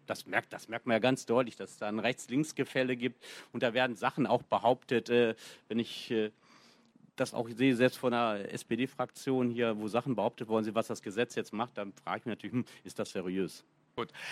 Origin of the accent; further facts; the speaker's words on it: Bielefeld, North Rhine-Westphalia, Germany; ich komme aus Bielefeld